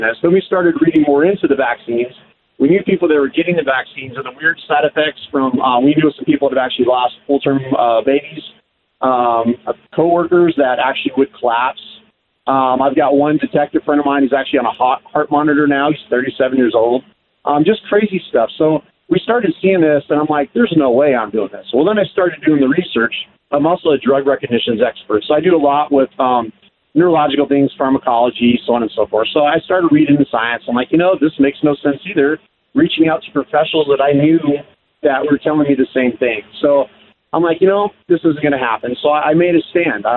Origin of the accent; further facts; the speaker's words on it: Keller, Texas, United States; now in Washington, United States; I grew up in Keller, Texas